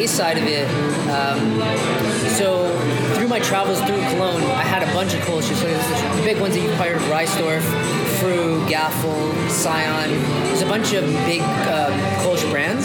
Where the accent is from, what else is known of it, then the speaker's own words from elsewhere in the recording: Toronto, Ontario, Canada; I'm from Toronto, born and raised, came up from Scarborough, went to school here, worked here